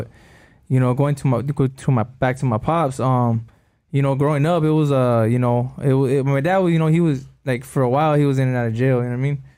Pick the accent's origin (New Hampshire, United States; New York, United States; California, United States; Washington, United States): California, United States; El Monte; moved away; I was from El Monte